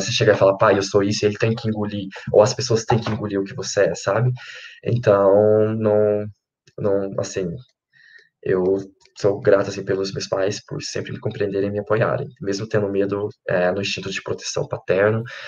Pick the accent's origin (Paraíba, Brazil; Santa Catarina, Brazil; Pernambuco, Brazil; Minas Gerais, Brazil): Minas Gerais, Brazil; moved away; also born or lived in Lavras; lá na minha cidade de Santo Antônio